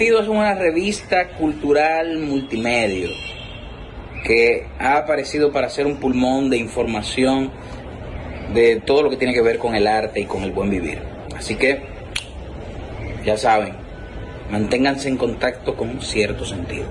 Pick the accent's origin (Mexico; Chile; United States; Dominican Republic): Dominican Republic; yo me sentí orgullosa como dominicana